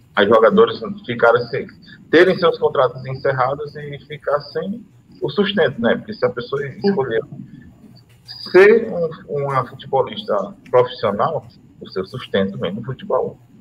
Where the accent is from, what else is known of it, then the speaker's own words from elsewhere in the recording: Teresina, Piauí, Brazil; moved away as an adult; now in São João dos Patos, Brazil; Eu, eu sou de Teresina, no Piauí, mas moro aqui no Maranhão faz 15 anos